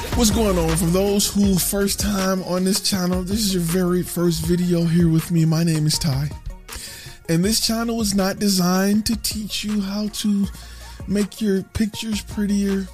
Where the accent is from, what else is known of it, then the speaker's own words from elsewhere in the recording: Dallas, Texas, United States; I'm from Dallas. I'm, I live in Dallas